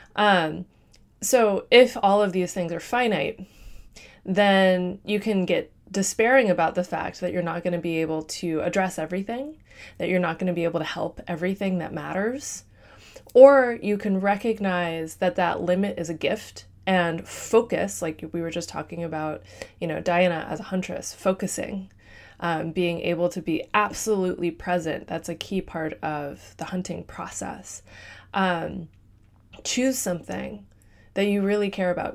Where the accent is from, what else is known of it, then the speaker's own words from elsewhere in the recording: Midwest, United States; I'm from the Midwest